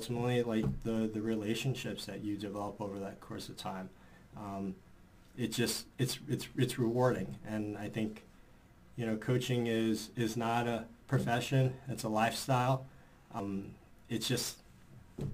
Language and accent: English; New York City, New York, United States; as a New Yorker